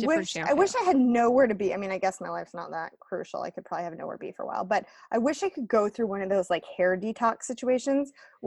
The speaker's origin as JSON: {"language": "English", "country": "United States", "said": "No, I'm not Aussie. I'm an American, Graham."}